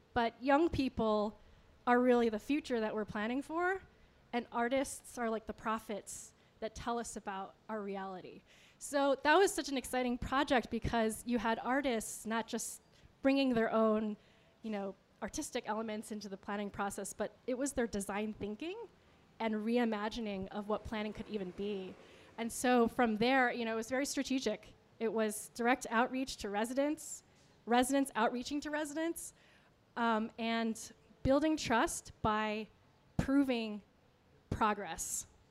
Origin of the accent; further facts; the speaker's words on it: Rochester, New York, United States; now in Cleveland, United States; I grew up in Rochester, New York